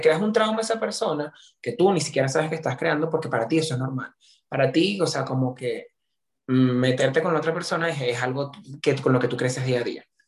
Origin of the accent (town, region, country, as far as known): Venezuela